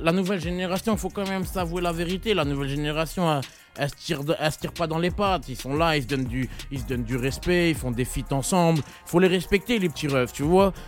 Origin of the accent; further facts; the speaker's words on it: Carrières-sous-Poissy, Île-de-France, France; je suis de carrière sous Poissy